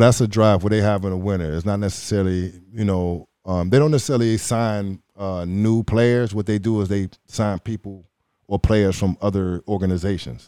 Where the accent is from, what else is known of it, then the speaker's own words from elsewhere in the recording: Chicago, Illinois, United States; Shout out to Illinois, man. That's my, um, home state. You know, I'm from Chicago